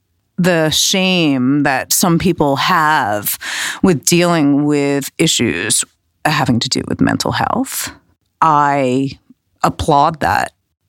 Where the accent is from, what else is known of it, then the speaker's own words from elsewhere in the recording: Manhattan, New York, United States; I thought we were going to talk about growing up in Manhattan at a particular time in the early 2000s and sort of watching all these different subcultures become popular